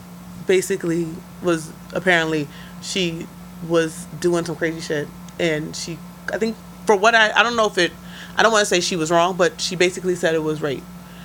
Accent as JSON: {"language": "English", "town": "New York City", "region": "New York", "country": "United States", "said": "I'm from the Bronx."}